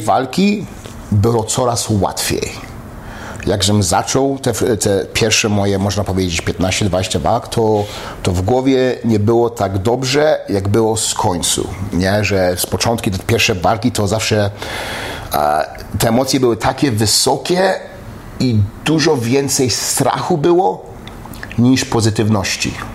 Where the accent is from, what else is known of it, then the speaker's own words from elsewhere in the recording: Poland; also born or lived in Montreal, Canada; now in United States; jestem Polakiem i jestem, jestem Kanadyjczykiem